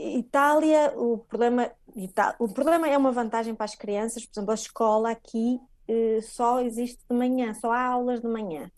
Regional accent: Portugal; moved away as an adult; also born or lived in Viana do Castelo; now in Italy

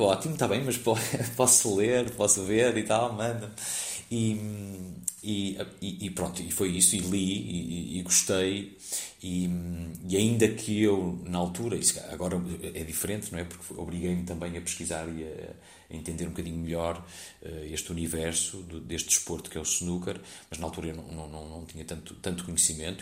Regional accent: Porto, Norte, Portugal; Eu sou do Porto, uma companhia do Porto

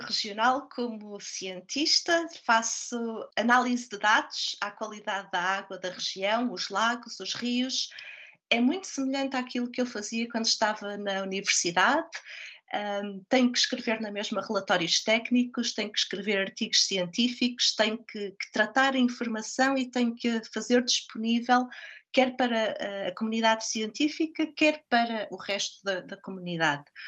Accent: Portugal; moved away as an adult; also born or lived in Brazil / United States / Sweden; now in Hamilton, New Zealand

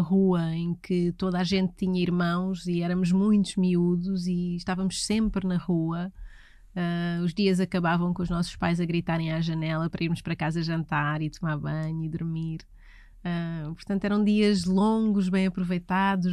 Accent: Oeiras, Lisbon, Portugal; also born or lived in Carcavelos / Parede; eu nasci em Oeiras, na extinta maternidade de Oeiras, no dia 18 de janeiro de 1983.

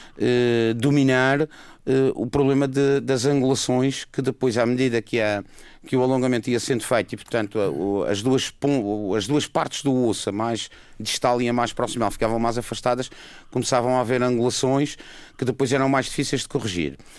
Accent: Madeira, Portugal; sou da Madeira

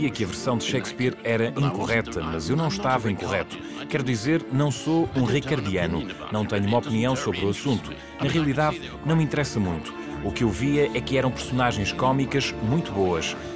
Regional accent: Leicester, East Midlands, United Kingdom; Eu sou de Leicester

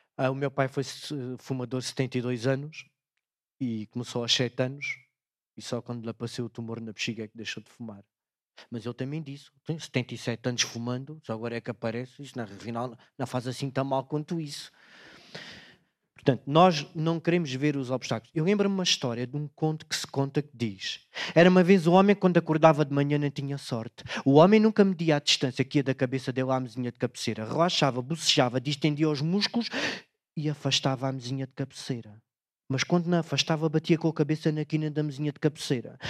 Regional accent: Beja, Alentejo, Portugal; Lá na minha terra, em Beja

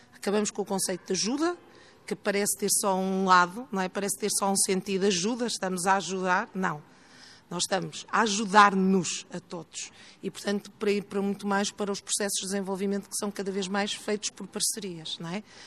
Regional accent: Porto, Norte, Portugal; moved away as an adult; now in Lisbon, Portugal; Eu sou do Porto, estudei no Porto, iniciei a minha vida profissional no Porto e no início dos anos 90 vim trabalhar para Lisboa.

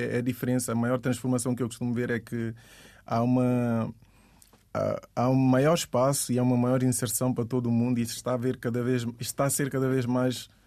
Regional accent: Guinea-Bissau; eu digo que sou da Guiné-Bissau, ninguém sabe onde é que é.

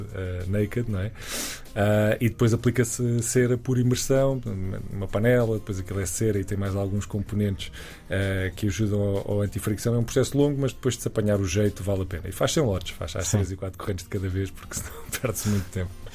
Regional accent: Évora, Alentejo, Portugal; moved away as an adult; also born or lived in Lisbon; quando vim estudar para Lisboa, eu sou, sou de Évora

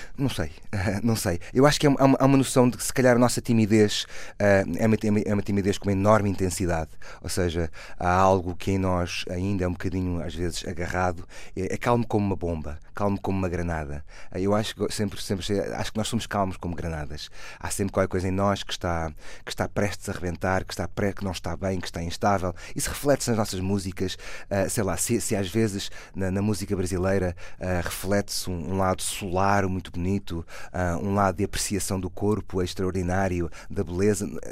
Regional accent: Portugal; sou português

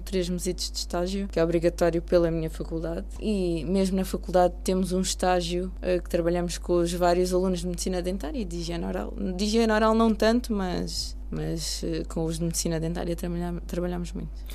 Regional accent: Almada, Setúbal, Portugal; eu cresci, nasci e cresci em Almada, no bairro do Raposo

